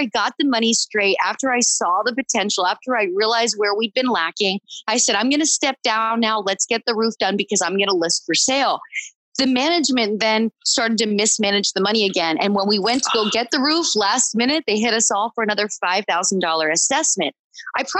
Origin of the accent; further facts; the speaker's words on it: Pennsylvania, United States; moved away; growing up in Pennsylvania, you know, we took in a deer every year